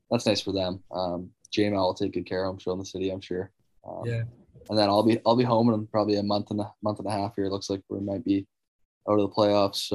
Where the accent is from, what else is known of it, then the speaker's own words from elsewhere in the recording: North Dakota, United States; I would tell people sometimes I'd be like, I'm from North Dakota